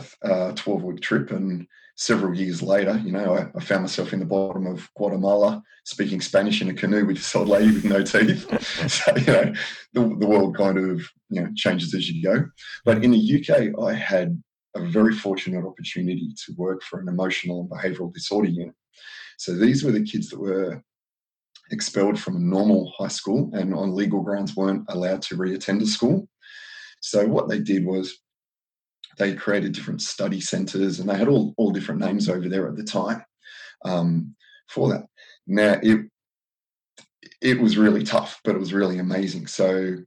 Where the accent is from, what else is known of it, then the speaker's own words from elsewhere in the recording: Southern Highlands, New South Wales, Australia; I grew up down in the Southern Highlands in New South Wales.